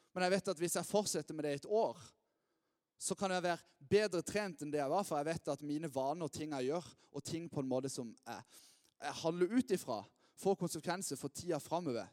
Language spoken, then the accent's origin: Norwegian; Lyngdal, Agder, Norway; now in Lista, Norway; jeg er oppvokst her i Lyngdal